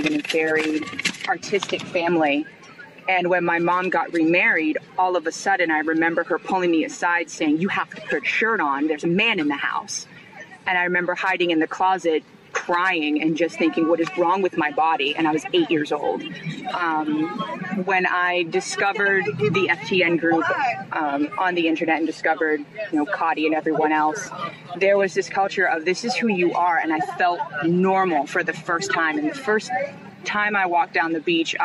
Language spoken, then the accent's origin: English; Dover, New Hampshire, United States; I'm from Dover, New Hampshire.